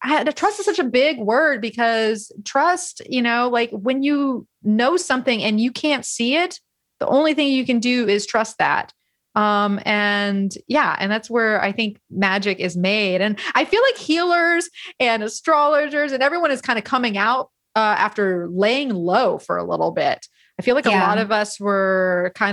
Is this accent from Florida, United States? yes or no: yes; Florida, United States; now in California, United States; as someone who grew up, born and raised in Florida, I know it is a special place. But even here in California